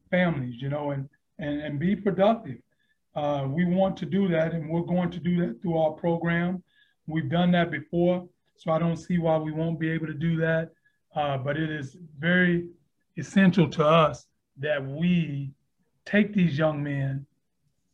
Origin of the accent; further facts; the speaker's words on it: Houston, Texas, United States; also born or lived in Aiken, South Carolina; now in Atlanta, United States; I was born and raised in Houston, Texas, single mom